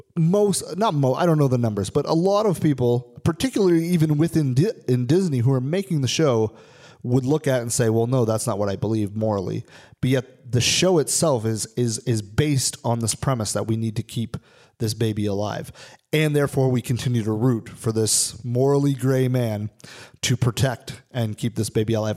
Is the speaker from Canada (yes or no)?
yes; Canada; I'm a am a Canadian citizen, I'm not an American